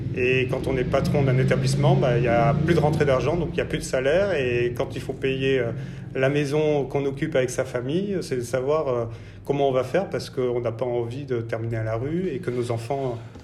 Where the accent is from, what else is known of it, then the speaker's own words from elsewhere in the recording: Bordeaux, Nouvelle-Aquitaine, France; moved away as an adult; also born or lived in Paris; je suis bordelais donc euh, issu du lycée hôtelier de Talence